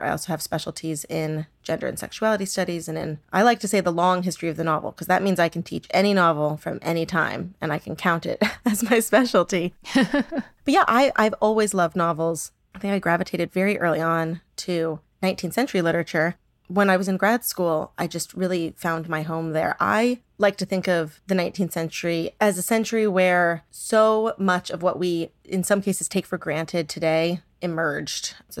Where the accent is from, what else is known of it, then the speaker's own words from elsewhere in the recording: San Diego, California, United States; And I grew up in San Diego. My mother is Cuban American.